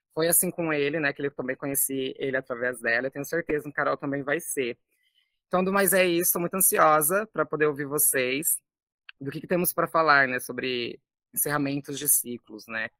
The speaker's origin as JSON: {"language": "Portuguese", "town": "São José do Rio Preto", "region": "São Paulo", "country": "Brazil", "moved": "as an adult", "lives_now": "Florianópolis, Brazil", "said": "mas sou do interior de São Paulo, é, São José do Rio Preto, próximo de Minas Gerais."}